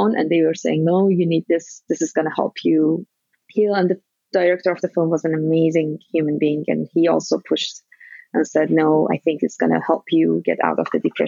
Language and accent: English; Iran; moved away as an adult; now in United States; So I am originally from Iran. I'm Iranian American now. And I came to US in 2003 as a graduate student.